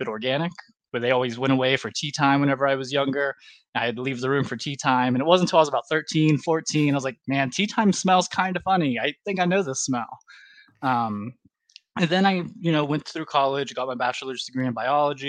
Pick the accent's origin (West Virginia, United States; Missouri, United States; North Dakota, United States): West Virginia, United States; I grew up in West Virginia myself